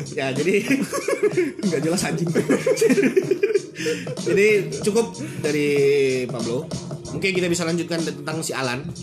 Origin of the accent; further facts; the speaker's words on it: East Nusa Tenggara, Indonesia; born there; Lahir di Nusa Tenggara Timur, ya sebut aja lah ya Nusa Tenggara